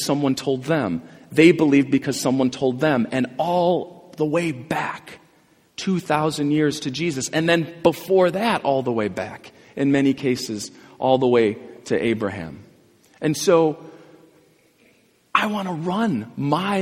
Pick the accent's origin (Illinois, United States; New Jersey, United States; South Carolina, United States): Illinois, United States; Glenview; where I grew up in Glenview